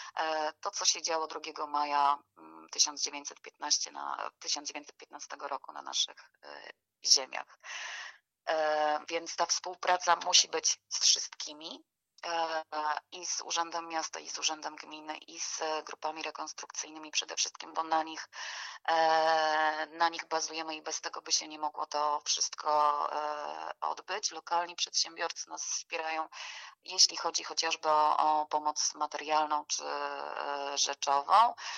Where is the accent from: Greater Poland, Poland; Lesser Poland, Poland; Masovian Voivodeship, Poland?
Lesser Poland, Poland; Gorlice; jesteśmy z Gorlic